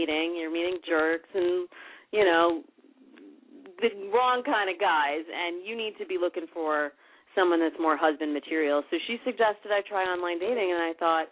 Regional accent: Midwest, United States; now in California, United States; I come from the Midwest, and I moved out to California

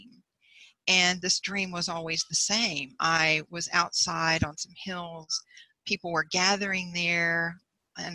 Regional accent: Bryan, Texas, United States; also born or lived in Houston; my hometown, Bryan. It's like an hour and a half north of Houston

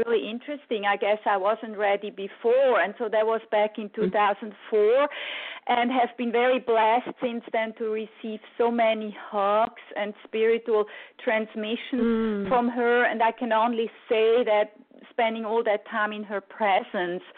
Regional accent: Switzerland; I grew up in Switzerland and my mother is Italian

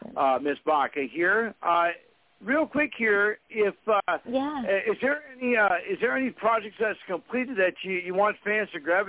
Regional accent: Fargo, North Dakota, United States; everybody in Fargo, my hometown

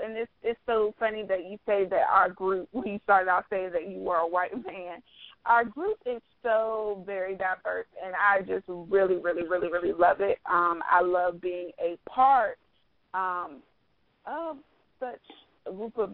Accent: South Carolina, United States; also born or lived in New Jersey; I was born in New Jersey. I was raised mostly in South Carolina

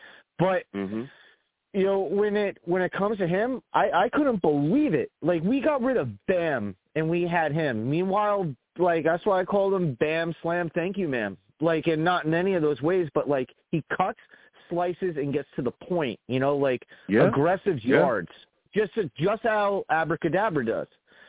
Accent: New York, United States; I'm from New York

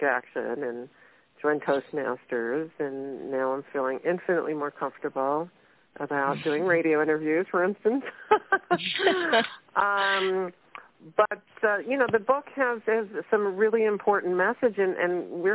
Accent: New York City, New York, United States; moved away as an adult; now in San Francisco Bay Area, United States; I grew up in Brooklyn, New York, but I moved out to the San Francisco Bay Area when I was 19

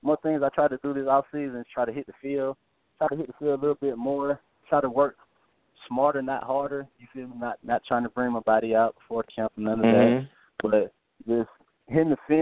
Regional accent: Atlanta, Georgia, United States; born or raised there

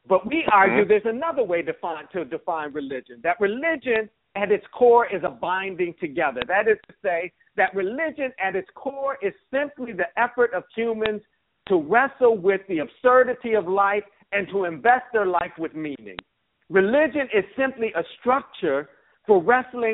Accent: Buffalo, New York, United States; I grew up in Buffalo, New York

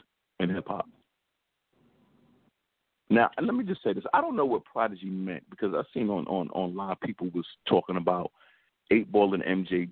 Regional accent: New York, United States; as a New Yorker living in New York

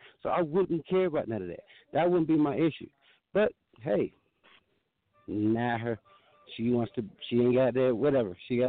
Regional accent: Georgia, United States; also born or lived in Pittsburgh; now in Denver, United States; I have been living in three states since I've been dealing with y'all. I'm from Georgia, Pittsburgh, and now Denver.

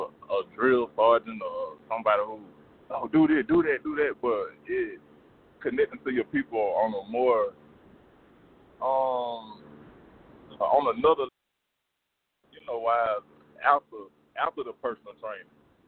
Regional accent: Griffin, Georgia, United States; I'm from Griffin

